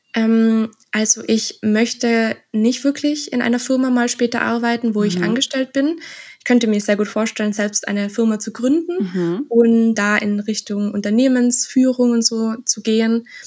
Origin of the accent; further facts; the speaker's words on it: Austria; also born or lived in Innsbruck; Ich komme aus Österreich